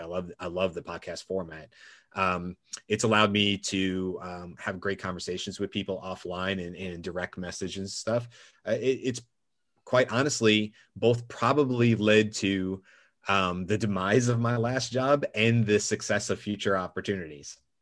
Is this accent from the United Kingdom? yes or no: no; Georgia, United States; my parents were born and raised in Brooklyn, uh, but I spent most of my life growing up in Georgia.